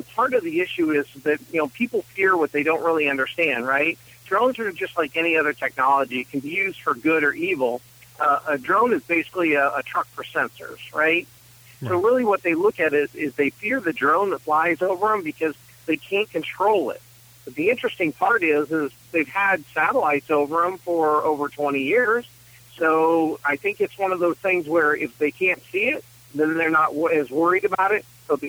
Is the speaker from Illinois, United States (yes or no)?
no; Reno, Nevada, United States; now in Washington, D.C., United States; I'm actually originally from Reno, Nevada, a little bit ways from D.C. where I'm at these days.